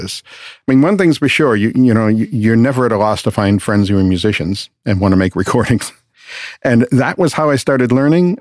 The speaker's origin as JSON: {"language": "English", "town": "Boston", "region": "Massachusetts", "country": "United States", "also_born_or_lived": "West Palm Beach", "moved": "as an adult", "said": "I'm from Boston originally"}